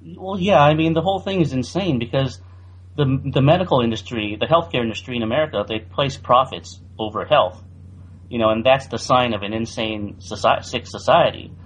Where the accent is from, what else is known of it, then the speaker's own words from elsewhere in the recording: San Francisco Bay Area, California, United States; also born or lived in Taiwan; I grew up in the San Francisco Bay Area in California, and I came to the United States when I was three